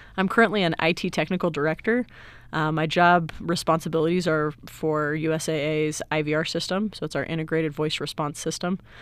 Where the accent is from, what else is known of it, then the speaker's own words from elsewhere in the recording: Salt Lake City, Utah, United States; now in San Antonio, United States; I'm originally from Salt Lake City, Utah, but I currently live in San Antonio, Texas